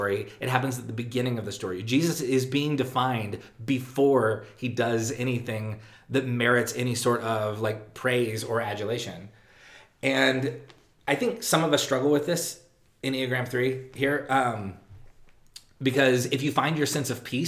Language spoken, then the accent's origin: English; Texas, United States; being a Texan